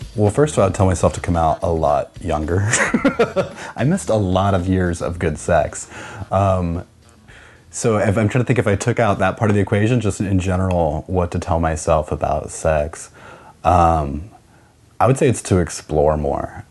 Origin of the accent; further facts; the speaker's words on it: Kansas, United States; I am originally from Kansas